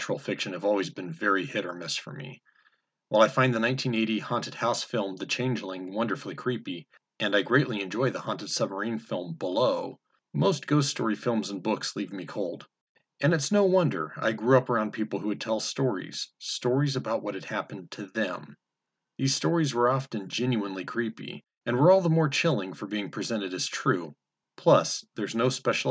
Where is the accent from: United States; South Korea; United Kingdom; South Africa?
United States; Salida, California; a small church in my hometown, Salida, California